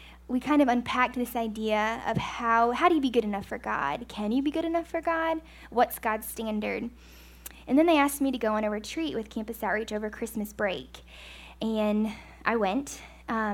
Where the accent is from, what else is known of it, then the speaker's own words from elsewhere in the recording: United States; I'm an American